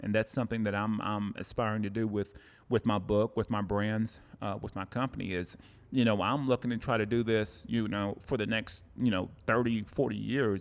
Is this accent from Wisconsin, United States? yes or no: no; Cleveland, Tennessee, United States; now in Oceanside, United States; Cleveland, Tennessee. That's my hometown.